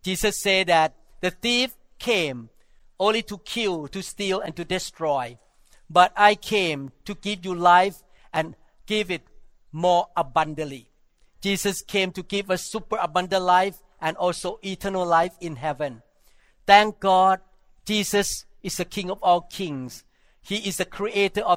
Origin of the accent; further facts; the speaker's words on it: Thailand; growing up in Thailand as non-Christian